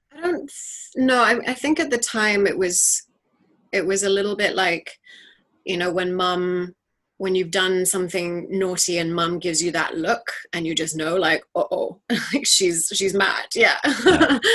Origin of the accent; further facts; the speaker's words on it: New Territories, Hong Kong; we were raised primarily by my mother in hong kong and our childhood was really as as urban as Hong Kong is. We grew up in the New Territories